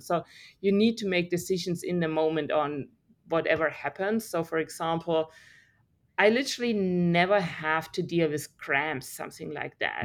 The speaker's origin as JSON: {"language": "English", "country": "Germany", "tie": "born or raised there", "second_language": "English", "moved": "as an adult", "lives_now": "Australia", "said": "I grew up in Germany"}